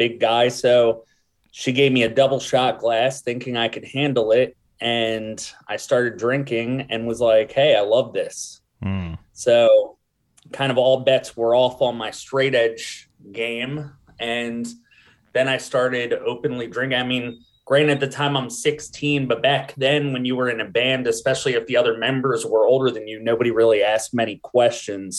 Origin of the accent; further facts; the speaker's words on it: New Castle, Delaware, United States; I grew up in Newcastle, Delaware, in like a family that was pretty poor